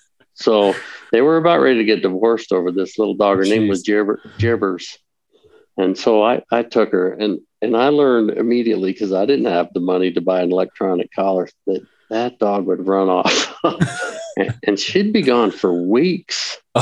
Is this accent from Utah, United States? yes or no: yes; Utah, United States; Well, you know, we grew up in Utah.